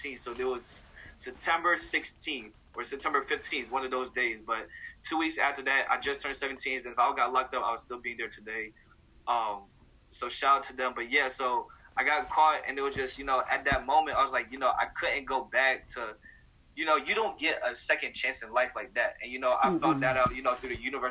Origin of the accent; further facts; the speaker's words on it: St. Louis, Missouri, United States; also born or lived in Bay Area; my hometown, Missouri